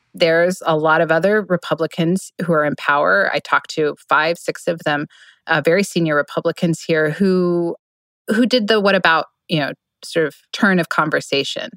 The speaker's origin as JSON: {"language": "English", "town": "Oklahoma City", "region": "Oklahoma", "country": "United States", "tie": "born or raised there", "moved": "yes", "said": "my home state"}